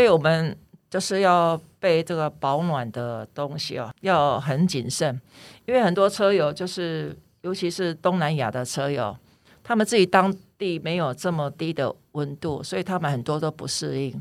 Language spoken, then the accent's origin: Chinese; Taiwan; 我来自台湾